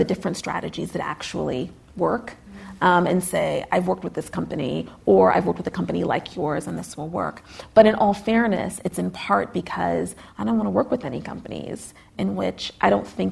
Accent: United States; as an American

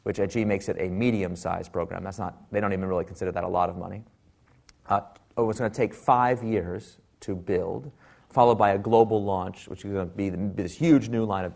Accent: Silicon Valley, California, United States; I am from Silicon Valley

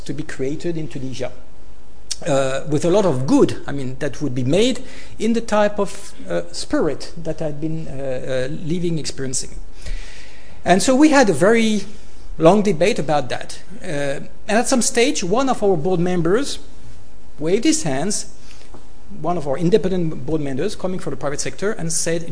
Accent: Côte d’Ivoire; moved away; I was born in Africa, in Ivory Coast. I was raised there

